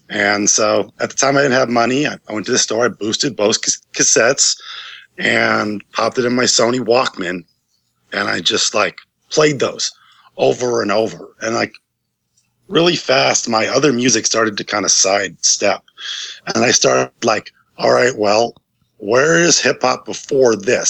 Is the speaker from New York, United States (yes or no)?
yes; Ithaca, New York, United States; back in my hometown in Ithaca, New York